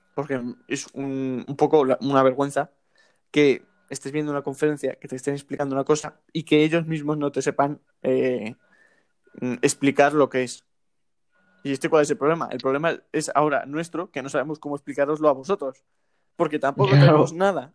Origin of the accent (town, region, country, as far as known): Spain